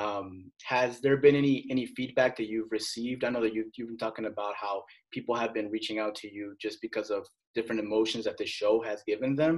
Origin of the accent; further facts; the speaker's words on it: Salinas, California, United States; now in Arkansas, United States; I'm from Salinas, so I'm from Monterey County